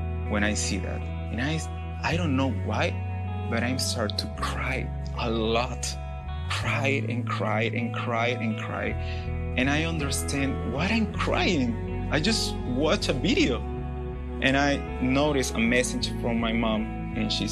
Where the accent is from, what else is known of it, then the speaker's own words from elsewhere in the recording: Peru; English is a second language; moved away as an adult; now in Tennessee, United States; I'm from Peru. I lived there almost my life because I'm here just a couple years in Tennessee